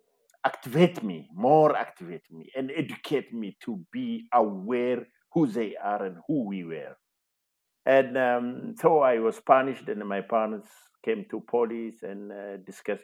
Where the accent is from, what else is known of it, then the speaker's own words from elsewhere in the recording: Ejo, Oromia, Ethiopia; I was born in Ejo, Wellega, Oromia. I have completed my primary and high school education in Ejo